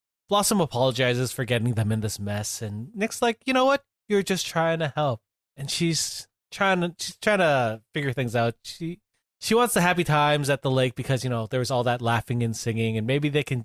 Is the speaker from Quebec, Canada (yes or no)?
no; St. Catharines, Ontario, Canada; I grew up in St. Catharines, so you know, I wine country